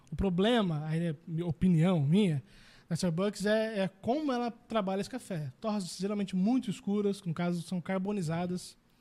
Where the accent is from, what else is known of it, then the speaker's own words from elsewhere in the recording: Brazil; a gente é brasileiro